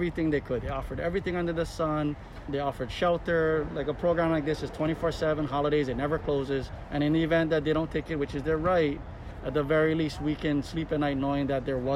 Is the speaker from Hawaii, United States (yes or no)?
yes; Kaneohe, Hawaii, United States; I grew up in Kaneohe